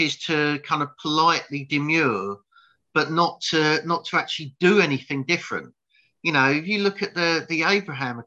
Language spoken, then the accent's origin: English; United Kingdom; I'm British